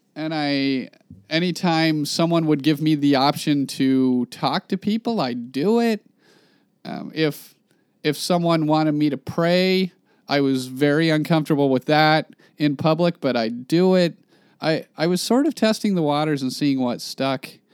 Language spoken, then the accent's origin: English; Klamath Falls, Oregon, United States; moved away as an adult; I'm from Klamath Falls, Oregon.